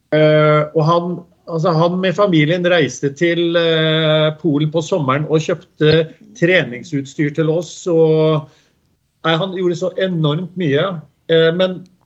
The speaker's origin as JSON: {"language": "Norwegian", "town": "Skien", "region": "Telemark", "country": "Norway", "tie": "born or raised there", "said": "Jeg er født og oppvokst på Gjemse i Dag Eilivssons gate"}